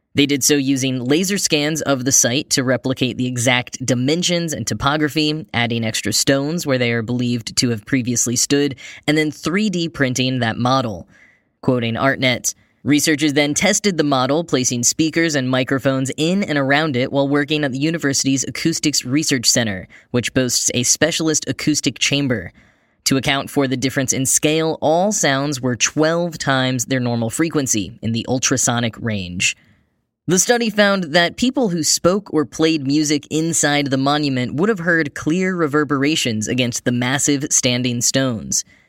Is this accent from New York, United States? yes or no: no; Texas, United States; moved away; I grew up in Texas